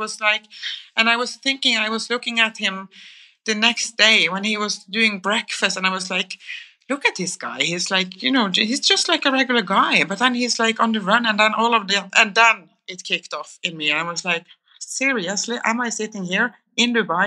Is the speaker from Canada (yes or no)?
no; Kristiansand, Agder, Norway; when I grew up in Kristiansand